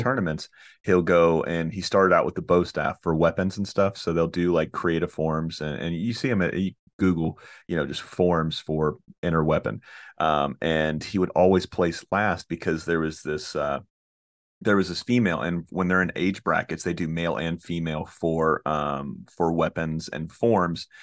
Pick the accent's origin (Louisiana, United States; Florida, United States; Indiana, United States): Florida, United States; Orlando; I'm from Orlando, Florida